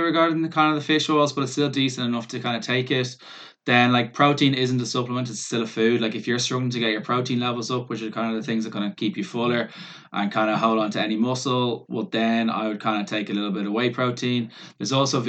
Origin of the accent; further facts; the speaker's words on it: Ireland; we're Irish